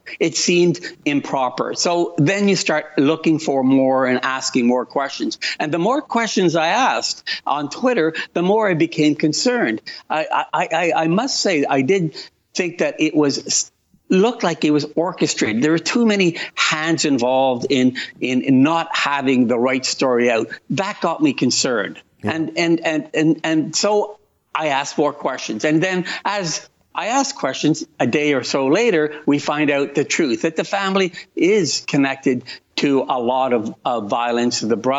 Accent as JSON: {"language": "English", "country": "Italy", "moved": "yes", "said": "I think of my time as an immigrant. I came from Italy."}